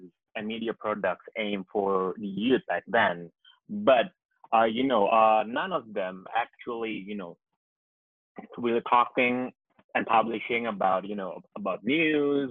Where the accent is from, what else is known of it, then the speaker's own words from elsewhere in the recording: Jakarta, Indonesia; I was born and bred in Jakarta